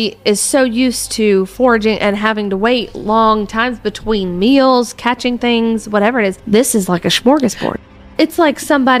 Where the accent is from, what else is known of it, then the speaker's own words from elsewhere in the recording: Tennessee, United States; Growing up in Tennessee, I get that.